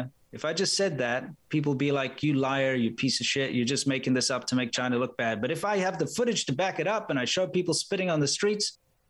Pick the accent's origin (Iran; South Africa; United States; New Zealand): South Africa; being a South African, you're automatically labeled as a racist no matter where you go.